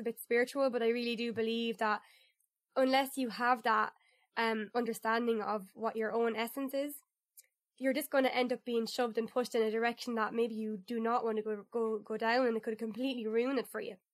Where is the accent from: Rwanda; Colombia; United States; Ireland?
Ireland; proud of my country